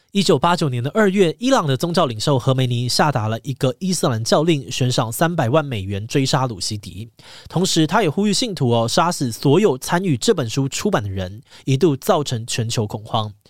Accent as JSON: {"language": "Chinese", "country": "Taiwan", "said": "身为台湾人"}